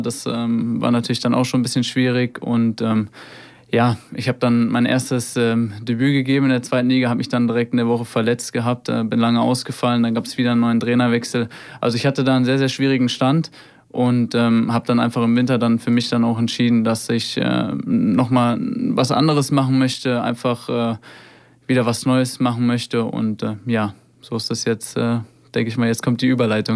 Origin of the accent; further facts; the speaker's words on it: Hofheim am Taunus, Hesse, Germany; in meinem Heimatort äh, in Hofheim. Da bin ich aufgewachsen